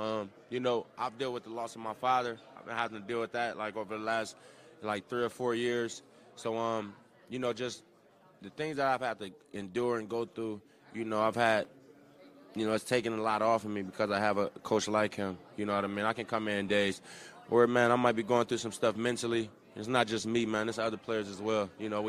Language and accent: English; California, United States; Like, I grew up in South Central California. You didn't see a lot of type of, you know, you seen one color of people walking around. It was brown skin.